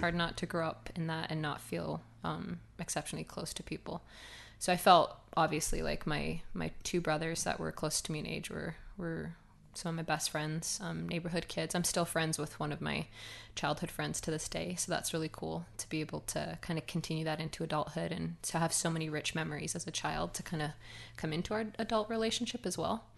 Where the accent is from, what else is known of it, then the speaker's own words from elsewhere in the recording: Cardston, Alberta, Canada; I was born in Cartston, Alberta, small little farm town